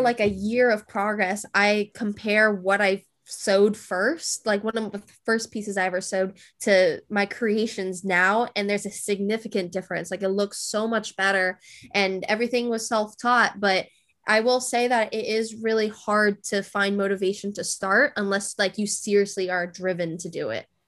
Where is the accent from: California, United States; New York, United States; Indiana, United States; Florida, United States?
California, United States; moved away; I'm originally from California.